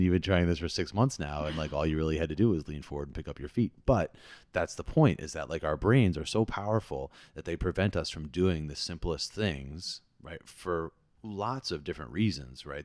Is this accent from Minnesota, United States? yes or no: no; New Jersey, United States; I am from New Jersey